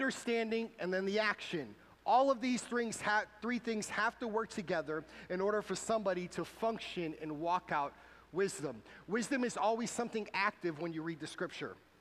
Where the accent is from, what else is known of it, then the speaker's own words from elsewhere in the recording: New Bedford, Massachusetts, United States; moved away; my hometown in New Bedford, Massachusetts